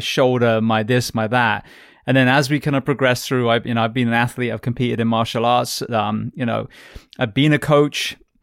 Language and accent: English; England, United Kingdom; moved away as an adult; now in United States; As an Englishman coming to America